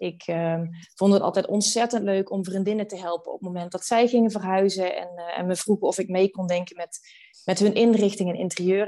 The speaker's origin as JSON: {"language": "Dutch", "town": "Venlo", "region": "Limburg", "country": "Netherlands", "also_born_or_lived": "Amsterdam", "moved": "as an adult", "lives_now": "Maastricht, Netherlands", "said": "Ik kom oorspronkelijk uit Venlo"}